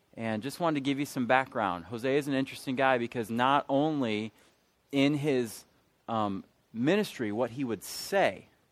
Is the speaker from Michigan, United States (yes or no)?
yes; Michigan, United States; moved away as an adult; now in Charlotte, United States; I'm from Michigan